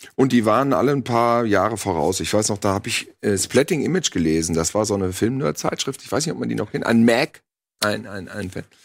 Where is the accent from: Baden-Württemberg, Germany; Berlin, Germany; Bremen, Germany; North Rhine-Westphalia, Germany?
North Rhine-Westphalia, Germany; Bielefeld-Gütersloh